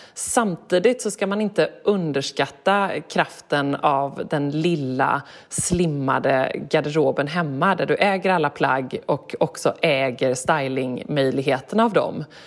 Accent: Gothenburg, Västra Götaland, Sweden; när jag växte upp hemma i Göteborg

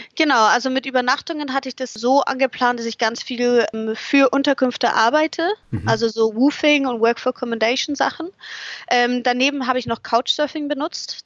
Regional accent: Munich, Bavaria, Germany; moved away; also born or lived in England; um München herum, um meine Heimat herum

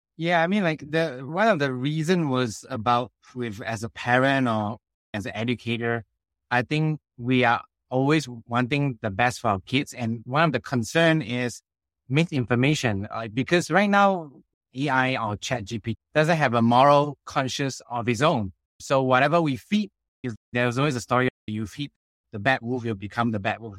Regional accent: Singapore; also born or lived in Australia / United States / China; I came from the Singapore education system

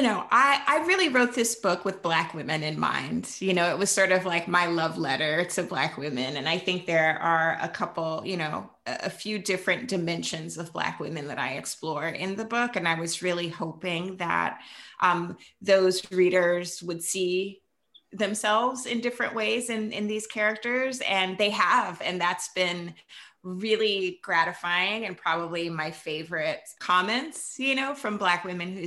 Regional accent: Jacksonville, Florida, United States; We're from Jacksonville, which is sort of a mid-sized city.

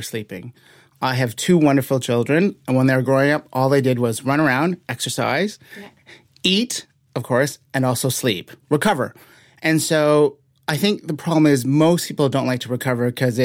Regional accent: Canada; I am from Canada.

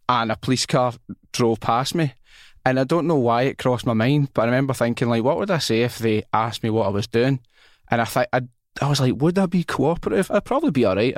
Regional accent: Glasgow, Scotland, United Kingdom; I'm from Rob Royston

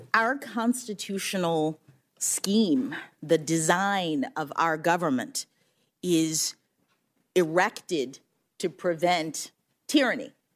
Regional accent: Florida, United States; Florida, my home state

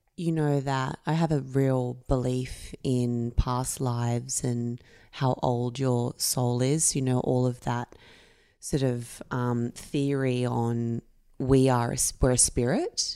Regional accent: Camden, New South Wales, Australia; I grew up in Camden.

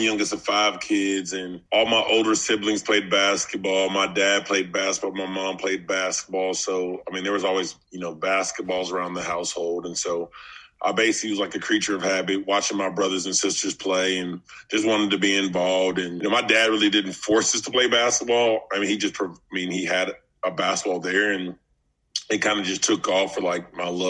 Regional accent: Fayetteville, Arkansas, United States; I'm from Fayetteville, Arkansas. And so in Arkansas, we don't have a professional basketball team.

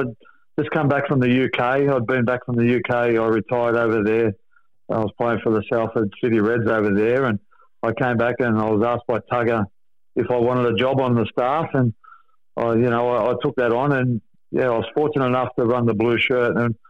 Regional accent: Sydney, New South Wales, Australia; Yeah, look, we grew up in Redfern, right behind Redfern Oval in Great Buckingham Street.

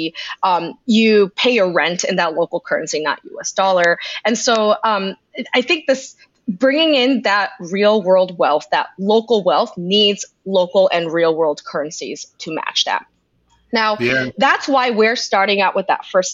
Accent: United States; as an American

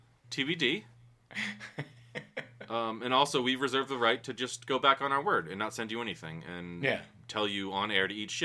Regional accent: United States; I'm an American

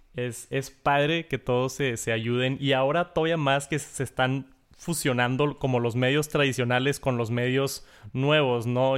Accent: Mexico; soy de México

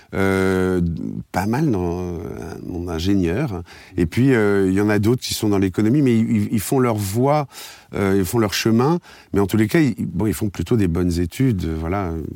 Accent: Paris, Île-de-France, France; je suis un Parisien d'origine

